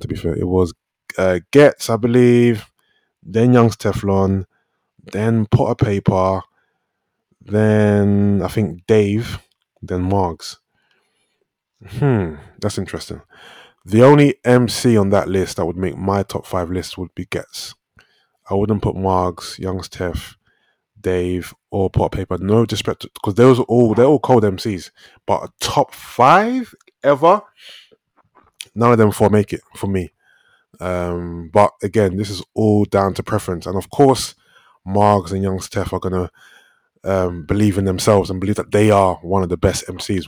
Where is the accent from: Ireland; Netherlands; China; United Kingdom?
United Kingdom; London; I'm from South London